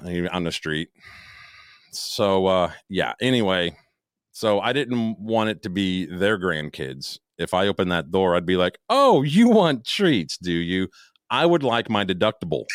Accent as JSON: {"language": "English", "town": "Chicago", "region": "Illinois", "country": "United States", "moved": "yes", "said": "I am from Chicago"}